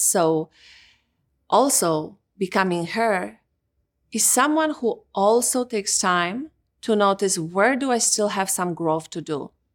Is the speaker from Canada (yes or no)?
no; Poland; moved away; Growing up in Poland